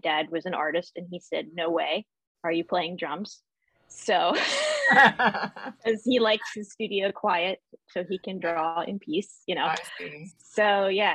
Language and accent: English; Millersville, Pennsylvania, United States; I grew up, in Millersville, went to Penn Manor High School